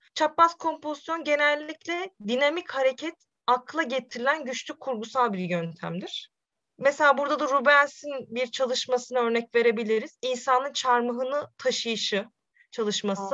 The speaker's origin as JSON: {"language": "Turkish", "region": "Sivas Province", "country": "Turkey", "tie": "born or raised there", "moved": "yes", "lives_now": "Konya, Turkey", "said": "1995 Sivas doğumluyum"}